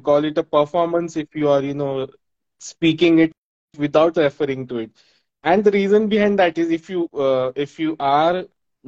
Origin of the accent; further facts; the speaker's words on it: Mumbai, Maharashtra, India; out here in India, I am from Mumbai in India